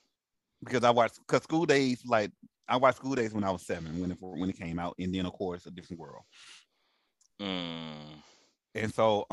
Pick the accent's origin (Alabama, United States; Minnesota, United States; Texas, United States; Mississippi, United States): Alabama, United States; Montgomery; Alabama State was my home state with Montgomery.